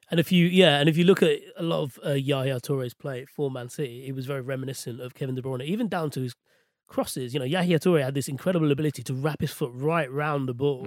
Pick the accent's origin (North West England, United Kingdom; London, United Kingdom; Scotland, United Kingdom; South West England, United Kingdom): London, United Kingdom; I was born and raised in West London